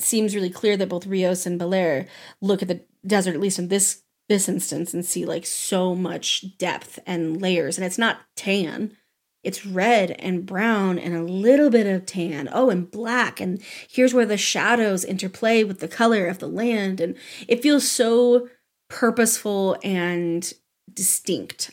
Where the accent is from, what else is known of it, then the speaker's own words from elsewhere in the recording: the West, United States; growing up in the West